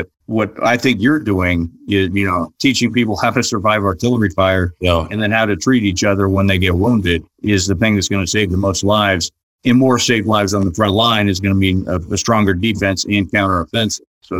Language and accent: English; United States; as an American